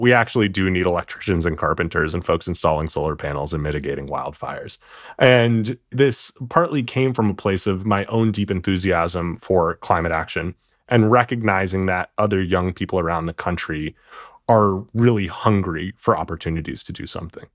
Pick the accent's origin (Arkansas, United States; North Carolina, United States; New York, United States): New York, United States; New York City; moved away; I'm from New York City originally.